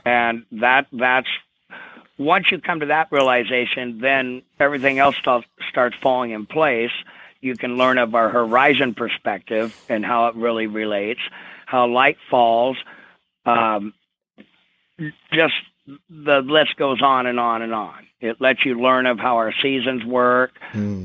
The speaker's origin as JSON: {"language": "English", "town": "Vancouver", "region": "Washington", "country": "United States", "tie": "born or raised there", "said": "grew up in Clark County, Washington, in Vancouver, uh, across the uh, bridge from Portland, Oregon"}